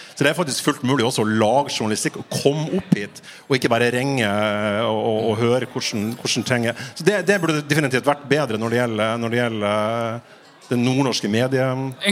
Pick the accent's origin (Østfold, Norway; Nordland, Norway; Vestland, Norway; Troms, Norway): Nordland, Norway; Fauske; jeg er fra Fauske i Nordland